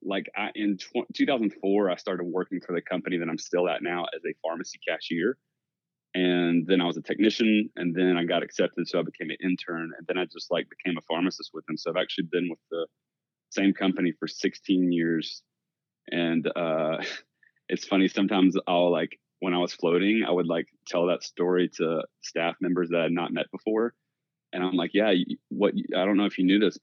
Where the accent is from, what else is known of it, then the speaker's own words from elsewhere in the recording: Southeast Georgia, United States; I'm from Southeast Georgia